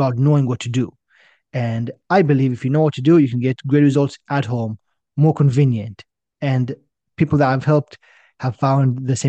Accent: China; moved away as an adult; also born or lived in Israel; But as you can probably guess, I'm originally from Israel. When I was six, my family and I, we moved to China. I grew up there. At the age of 18, I decided to go to university in Canada

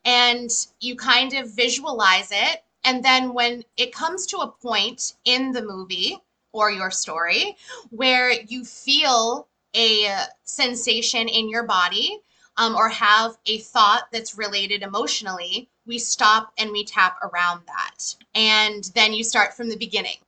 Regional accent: Methuen, Massachusetts, United States; I live in USA, so I'm from Methuen, Massachusetts, and I live here with my husband

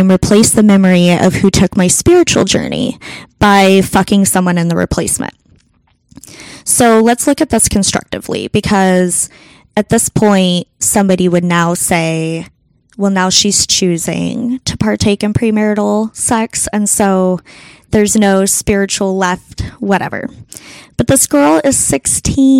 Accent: United States; I'm an American woman in 2020 now.

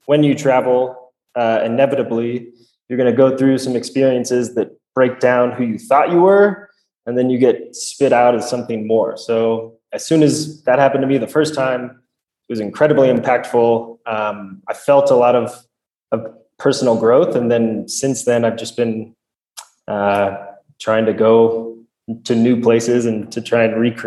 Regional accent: Stockton, California, United States; moved away as an adult; I'm from Stockton, California. And I did have Mr. T as a geography teacher when I was in high school

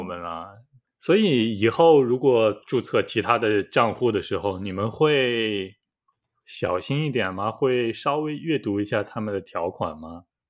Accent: China; now in South Korea; 我也是中国人了

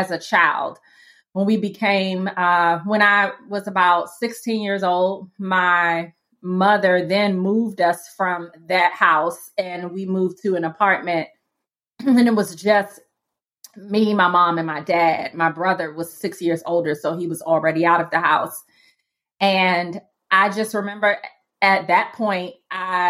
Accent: Washington, District of Columbia, United States; But I grew up in Washington, D.C., didn't grow up in a Christian home.

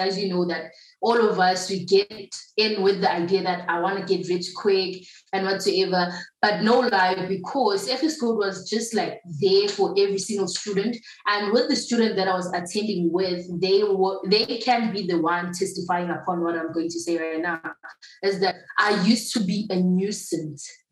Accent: KwaZulu-Natal, South Africa; now in Johannesburg, South Africa; I'm actually from KZN. Yet now I'm residing in Joburg, or I should say Funnel Bay.

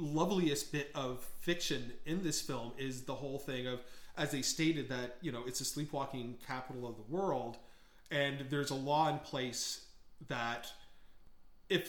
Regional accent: Brampton, Ontario, Canada; I say I'm from Toronto, but technically I'm from Brampton

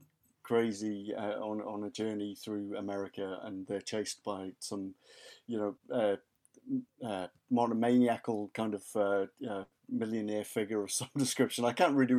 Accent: Haverfordwest, Wales, United Kingdom; moved away; I was born in West Wales, raised in West Wales. So my hometown is Haverford West, and if you want to get really, really specific, Merlin's Bridge. So that's where I grew up.

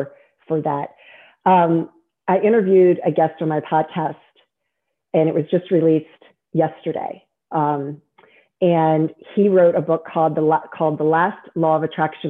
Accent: Virginia, United States; born there; also born or lived in Maryland / District of Columbia, United States; I love Virginia. I was born in Virginia, I moved from D.C.

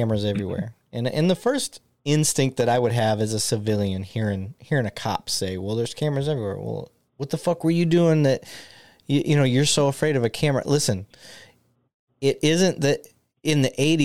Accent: Flint, Michigan, United States; now in Dallas-Fort Worth, United States; I grew up in Michigan that's surrounded by the Great Lakes

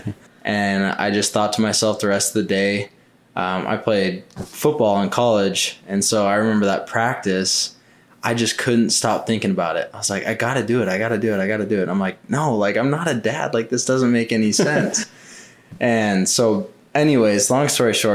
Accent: Mesa, Arizona, United States; So I was born and raised in Mesa, Arizona. Lived here pretty much my whole life.

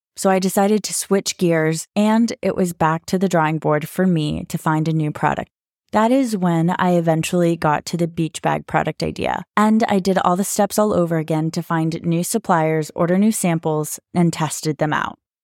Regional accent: United States; moved away as an adult; now in Dubai, United Arab Emirates; I'm American, but currently living in Dubai

